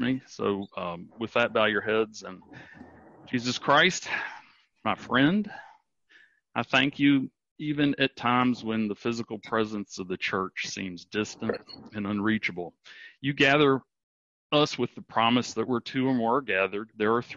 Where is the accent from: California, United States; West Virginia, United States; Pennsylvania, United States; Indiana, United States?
West Virginia, United States; Charleston; I grew up in Charleston, West Virginia